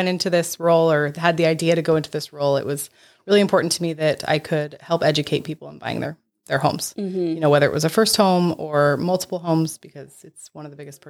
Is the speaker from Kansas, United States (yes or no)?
no; Brookings, Oregon, United States; We're not. I'm from Brookings.